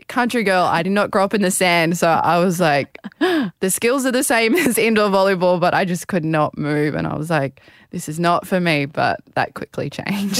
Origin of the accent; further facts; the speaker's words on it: Australia; being a Australian